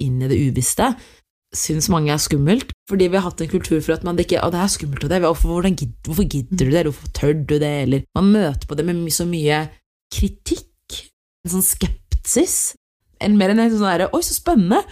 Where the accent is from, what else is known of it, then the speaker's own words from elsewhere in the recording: Norway; Jeg har eritreisk opphav, men født og oppvokst her i Norge